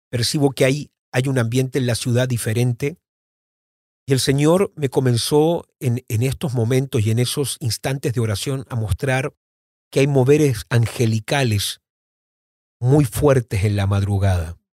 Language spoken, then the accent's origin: Spanish; Mendoza, Argentina; born there; Yo nací en Mendoza, Argentina en el año 76 y vuelvo a visitar Mendoza, Argentina, obviamente ya adulto.